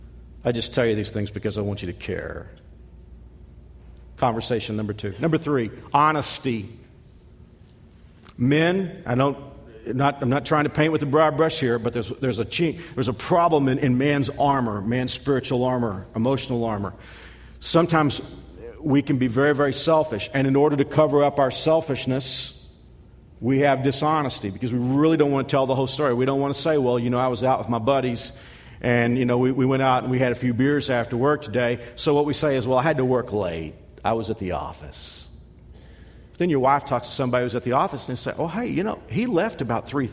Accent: Texas, United States; moved away; I'm from Texas.

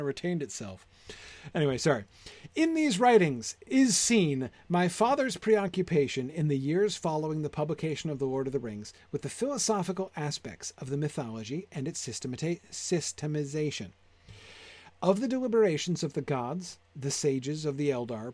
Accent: United States; I'm an American

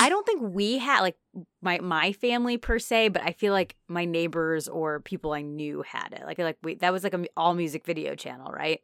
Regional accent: Naperville, Illinois, United States; my hometown

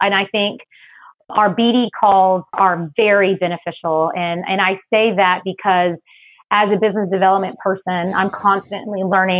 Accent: Texas, United States; also born or lived in Philippines; but actually I was born in the Philippines. I'm a military brat. Dad is Irish. Mom is Filipino. I've been in Texas since I was 6.

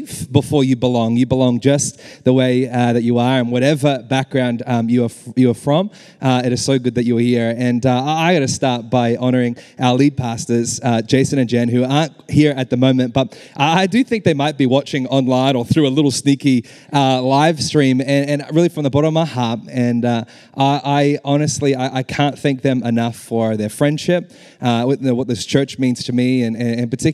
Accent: Australia; I'm from Australia. Everyone's like, you have an accent.

